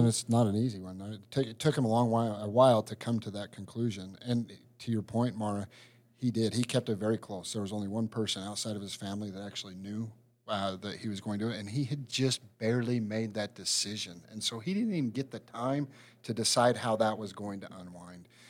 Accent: Hooper, Utah, United States; I am from Hooper, which is in northern Utah

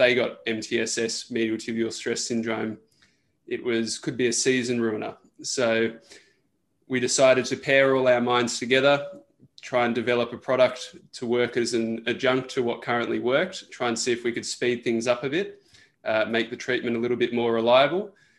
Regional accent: Australia; I'm an Australian national medalist swimmer. I represented Australia at the World Cups.

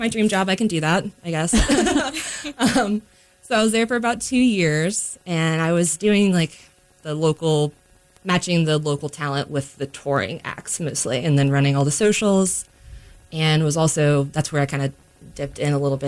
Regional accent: Norfolk, Virginia, United States; moved away as an adult; now in Durham, United States; I grew up in Virginia. I'm from Norfolk, Virginia, originally near Virginia Beach

